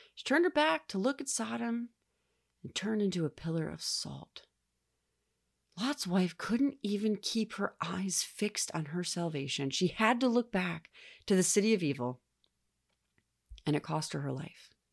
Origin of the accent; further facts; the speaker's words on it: United States; As an American, I live a life of wealth, comfort, ease, and general safety